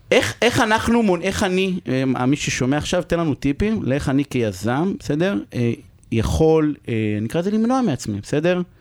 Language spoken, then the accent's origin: Hebrew; Israel; אנחנו ישראלים, אה, אנחנו אה, אומת הסטארט-אפ